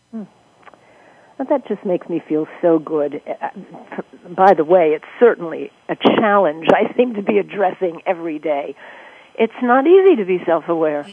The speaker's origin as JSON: {"language": "English", "region": "New York", "country": "United States", "tie": "born or raised there", "said": "I grew up in New York"}